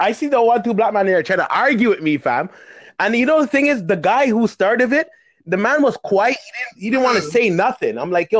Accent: Canada; also born or lived in Caribbean; we're Canadian

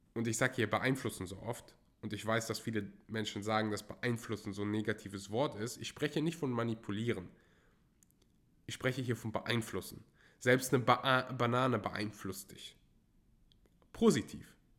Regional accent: Germany; als Deutscher

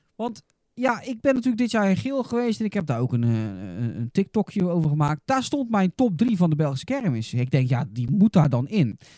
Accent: Goes, Zeeland, Netherlands

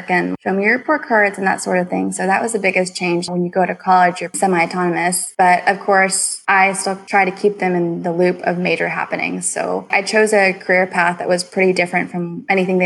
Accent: Houston, Texas, United States; I grew up here in Houston, Texas

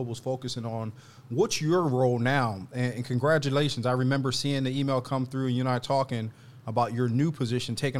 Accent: Philadelphia, Pennsylvania, United States; a Philly boy who grew up in a tough city

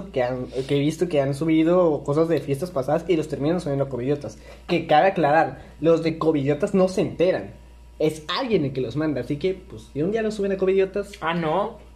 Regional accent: Villahermosa, Tabasco, Mexico; somos de Villahermosa, Tabasco.

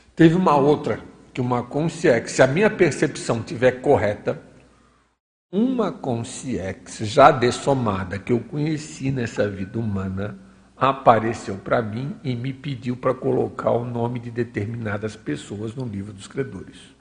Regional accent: Florianópolis, Santa Catarina, Brazil; moved away as an adult; Florianópolis, que foi onde eu nasci, eu passei uma vinte e poucos anos da minha vida

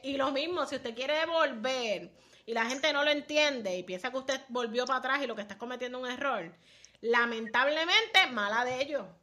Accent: Puerto Rico; como puertorriqueños

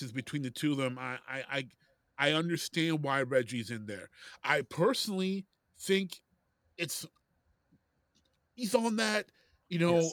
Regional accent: Detroit, Michigan, United States; I'm from Detroit.

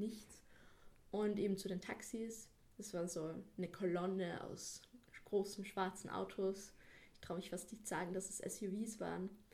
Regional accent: Salzburg, Austria; ich bin aus Salzburg, ich bin 17 Jahre alt

